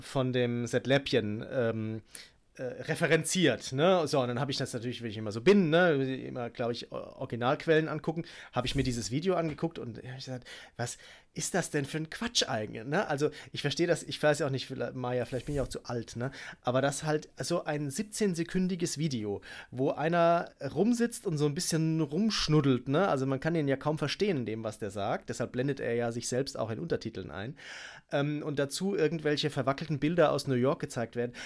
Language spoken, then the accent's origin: German; Germany; bei uns in Deutschland